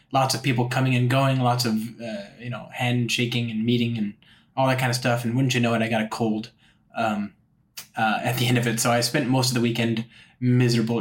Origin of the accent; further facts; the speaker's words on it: Los Angeles, California, United States; now in San Francisco, United States; I'm from Los Angeles.